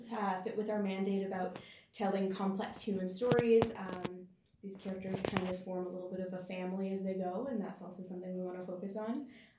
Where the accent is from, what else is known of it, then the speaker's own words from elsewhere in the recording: Barkerville, British Columbia, Canada; our own history with growing up in Barkerville